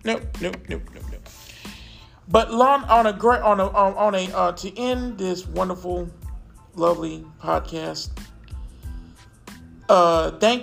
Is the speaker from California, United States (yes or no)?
no; Charlotte, North Carolina, United States; I grew up in North Carolina